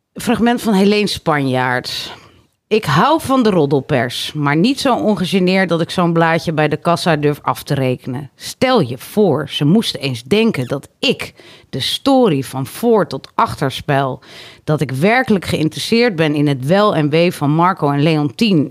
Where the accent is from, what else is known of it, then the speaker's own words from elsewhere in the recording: Harderwijk, Gelderland, Netherlands; moved away; ik kom dus uit Harderwijk